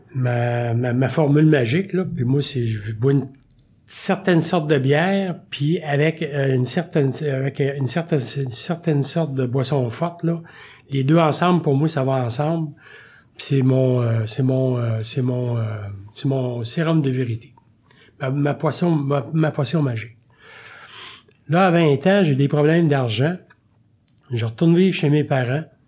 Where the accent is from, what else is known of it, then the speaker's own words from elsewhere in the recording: Warwick, Quebec, Canada; moi je suis né à Warwick, dans le canton de l'Est